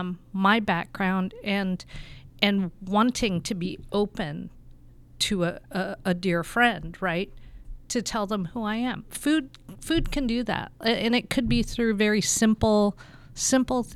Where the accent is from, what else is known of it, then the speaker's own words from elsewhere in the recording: Tempe, Arizona, United States; the culture of what I grew up in Tempe.